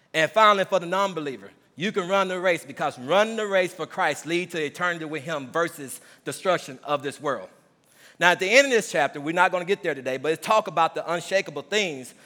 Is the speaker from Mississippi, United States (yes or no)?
yes; Mississippi, United States; moved away as an adult; also born or lived in Ellsbury; growing up in Mississippi, the twenty years